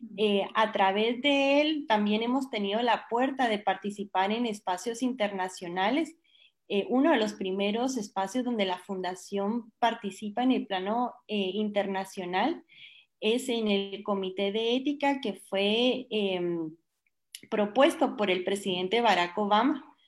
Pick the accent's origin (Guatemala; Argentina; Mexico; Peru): Guatemala; yo soy chapina, yo soy chapina